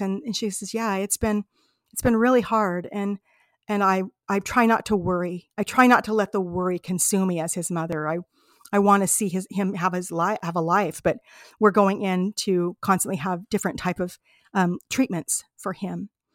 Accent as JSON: {"language": "English", "country": "United States", "said": "we're from America, you know, I'm, I'm from this part of America"}